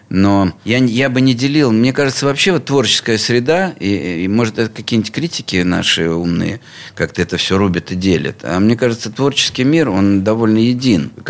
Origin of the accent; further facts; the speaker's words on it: Pskov, Pskov Oblast, Russia; also born or lived in Bishkek, Kyrgyzstan; Нет, я не родился не в Пскове, я родился вообще в теперешнем городе Бишкек